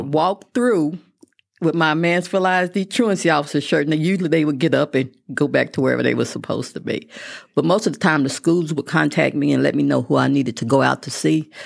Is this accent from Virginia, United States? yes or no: no; Midland, Texas, United States; also born or lived in Mineral Wells, Texas; I was born in Mineral Wells, but I went to middle school and high school in Midland